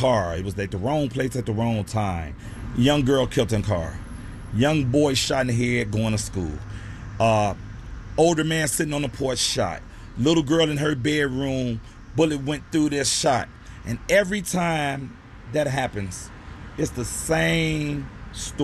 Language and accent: English; Chicago, Illinois, United States; I grew up near Northside, Cabrini Green area